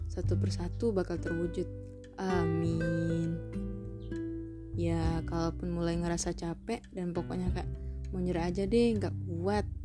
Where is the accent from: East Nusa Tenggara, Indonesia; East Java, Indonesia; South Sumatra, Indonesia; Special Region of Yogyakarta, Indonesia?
South Sumatra, Indonesia; Palembang; born there; Aku lahir di kota Pempek tanggal 27 Maret